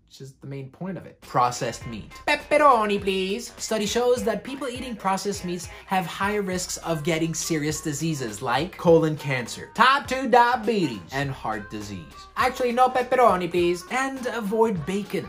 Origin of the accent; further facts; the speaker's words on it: Switzerland; I'm from Switzerland